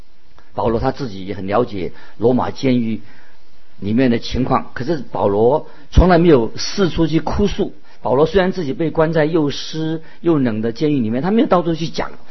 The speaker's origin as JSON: {"language": "Chinese", "country": "China", "said": "所以我们中国人说“顺天者昌，逆天者亡”，啊，这个是很清楚的道理。"}